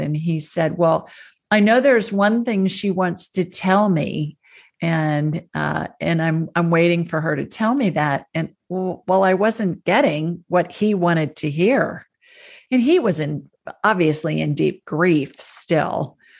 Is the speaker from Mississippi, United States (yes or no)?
no; Ohio, United States; moved away; where I grew up in Ohio